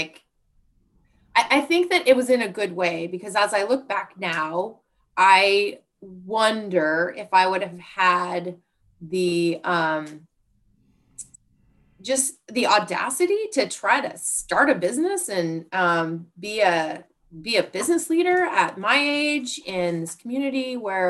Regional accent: Bend, Oregon, United States; also born or lived in Pullman, Washington / Seattle, Washington; I grew up in Bend

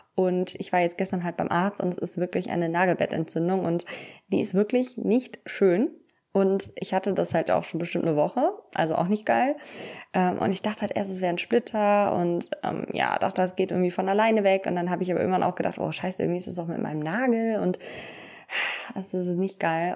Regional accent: Cologne, North Rhine-Westphalia, Germany; bei uns in Köln ist ja Karneval

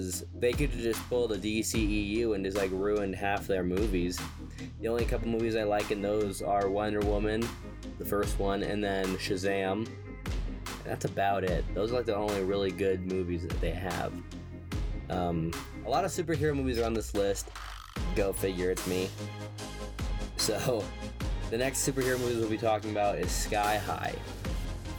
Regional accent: United States; I'm American

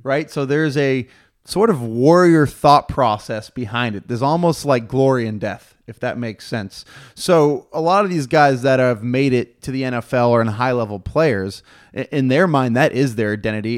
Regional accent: Houston, Texas, United States; I'm from Houston

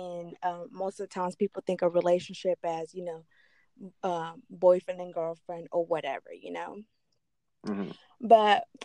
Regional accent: Chinandega, Nicaragua; moved away; I'm originally from Nicaragua

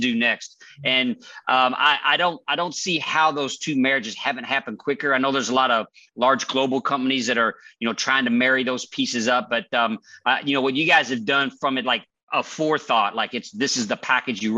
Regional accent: Hawaii, United States; I come from Hawaii, so we hug a lot

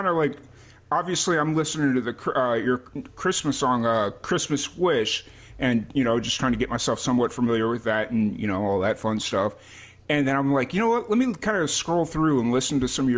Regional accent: Chicago, Illinois, United States; now in Texas, United States; I grew up in Chicago

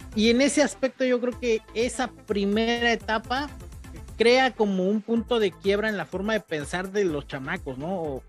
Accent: Mexico; hombre mexicano

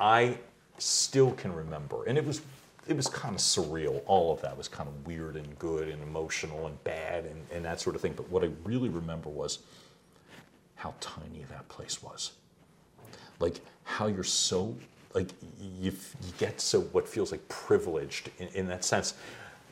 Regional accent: Philadelphia, Pennsylvania, United States; I grew up in Northeast Philly

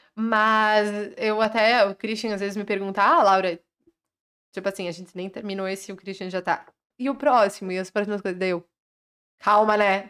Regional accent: Carlos Barbosa, Rio Grande do Sul, Brazil; sou de Carlos Barbosa, no Rio Grande do Sul

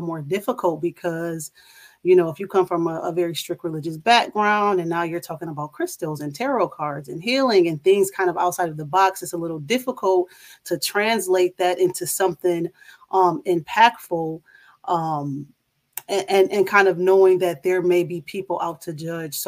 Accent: Toledo, Ohio, United States; moved away as an adult; now in Charlotte, United States; I am originally from Toledo, Ohio, and I now reside in Charlotte, North Carolina

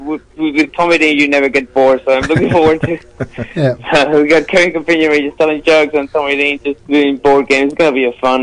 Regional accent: Venezuela; English is a second language; moved away as an adult; also born or lived in Adelaide, Australia; now in Australia; I did comedy for about 6 years in Venezuela. I did comedy Spanish. But when I decided to migrate, I said, I'm going to keep doing this thing. So when I arrived to Adelaide, I actually got to... I was very worried about my accent and my pronunciation.

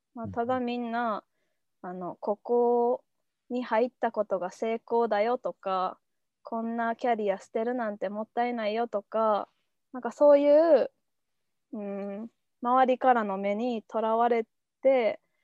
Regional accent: Kyoto, Japan; moved away as an adult; also born or lived in Akita / Tokyo; もともと京都出身やし、秋田の大学

